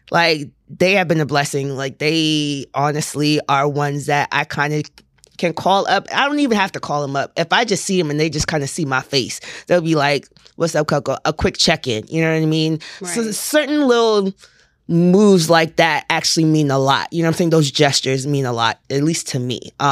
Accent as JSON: {"language": "English", "town": "Port Arthur", "region": "Texas", "country": "United States", "moved": "yes", "lives_now": "Houston, United States", "said": "I'm from Port Arthur."}